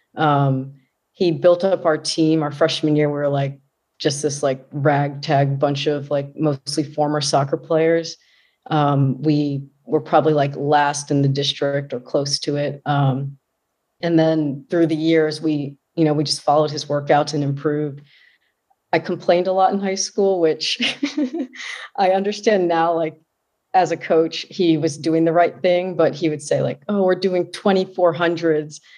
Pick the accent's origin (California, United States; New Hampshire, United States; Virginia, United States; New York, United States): Virginia, United States; Fairfax; I was born and raised in Fairfax, Virginia, which is a suburb just outside of Washington, D C